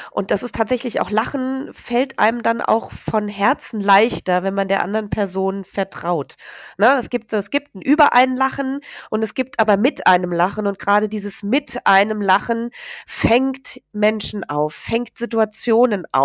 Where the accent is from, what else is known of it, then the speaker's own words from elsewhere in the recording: Hesse, Germany; Wir kommen hier aus dem Hessenland, ne?